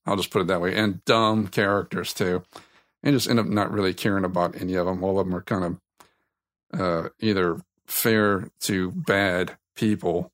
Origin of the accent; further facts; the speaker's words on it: South Louisiana, United States; I'm from South Louisiana